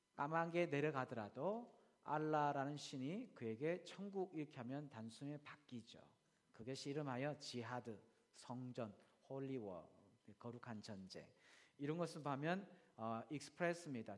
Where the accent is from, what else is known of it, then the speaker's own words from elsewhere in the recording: South Korea; now in Australia; 우리는 한국 사람이기 때문에